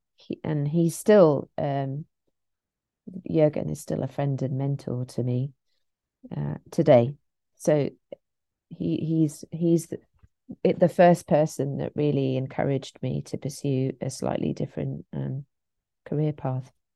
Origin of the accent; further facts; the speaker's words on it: St Albans, East of England, United Kingdom; I'm from Saint Albans, which is just outside London